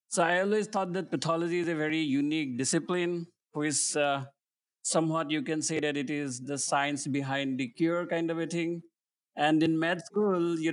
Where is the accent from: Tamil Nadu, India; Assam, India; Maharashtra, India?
Assam, India; moved away as an adult; also born or lived in New Delhi / Kuwait; now in United States; I grew up in Assam, which is a small state in northeast part of India